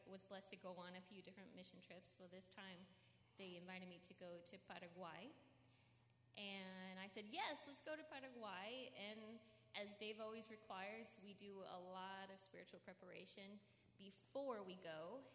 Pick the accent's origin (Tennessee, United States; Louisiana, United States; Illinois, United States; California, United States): California, United States; I was born here in the United States, here in California